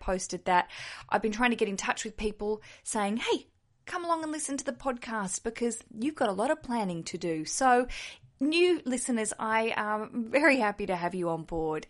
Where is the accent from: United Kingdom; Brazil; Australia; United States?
Australia; accent: Aussie; I'm an Aussie, if you can hear from my accent, down south in Australia